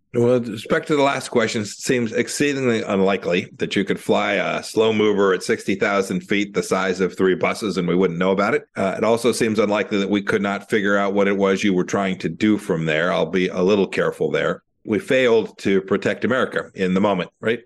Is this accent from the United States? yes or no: yes; Santa Ana, California, United States; I grew up in Santa Ana, California, in Orange County